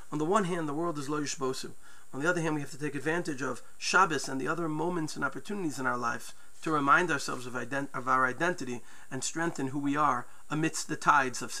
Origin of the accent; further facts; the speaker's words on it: United States; Growing up in New York, New Jersey, people may remember WINS News.